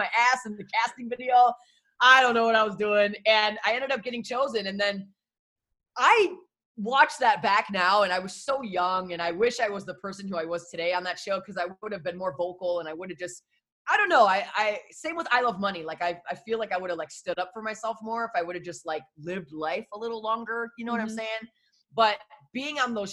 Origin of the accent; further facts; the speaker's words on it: Detroit, Michigan, United States; now in Portland, United States; I'm from Detroit originally and I started radio in Detroit.